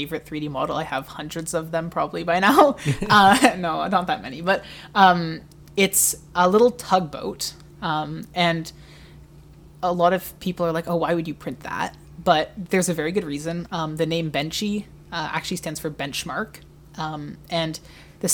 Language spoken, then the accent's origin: English; Canada; as a Canadian